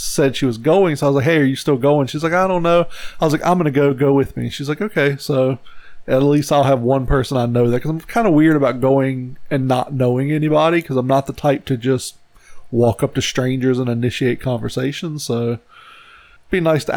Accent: United States

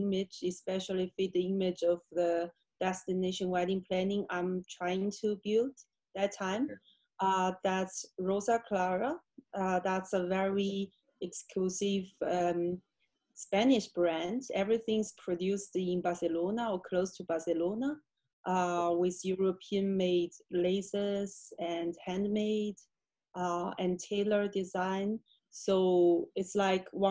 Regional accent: Jiangsu, China; moved away as an adult; also born or lived in Beijing, China / Frankfurt, Germany; I am originally from China. I grew up in the province Jiangsu, close to Shanghai

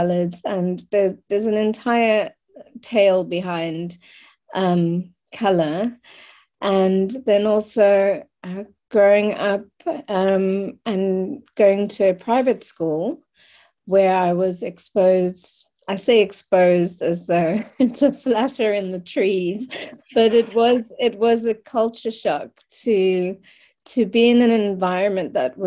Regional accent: Cape Town, Western Cape, South Africa; I was born in Cape Town in 1976, in South Africa. And so I have the privilege of and pain of experiencing both sides of growing up in the apartheid regime

